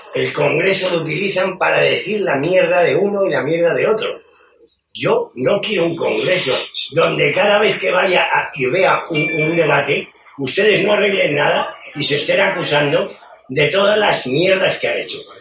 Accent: Spain

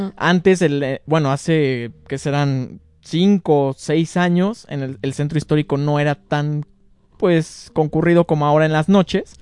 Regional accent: León, Guanajuato, Mexico; como leoneses

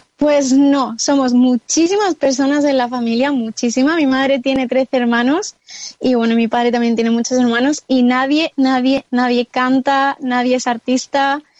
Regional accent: Córdoba, Andalusia, Spain; now in Madrid, Spain; actualmente estoy en mi tierra natal, que está situada en el sur de España, en, Córdoba

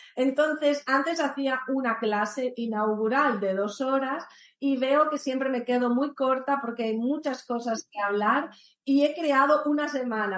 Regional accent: Italy; now in Spain; yo soy italiana, vivo en España

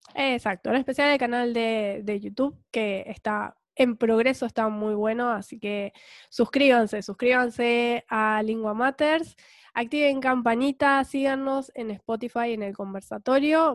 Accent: Punta Alta, Buenos Aires Province, Argentina; moved away; also born or lived in Bahía Blanca; venimos a vivir a Bahía Blanca pero mm, ya no nos consideramos bayenses, eh, siempre seguimos siendo puntaldenses en el corazón

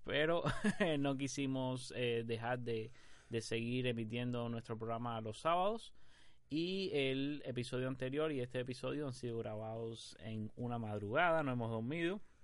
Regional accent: Cuba; Somos un trío de tuiteros cubanos

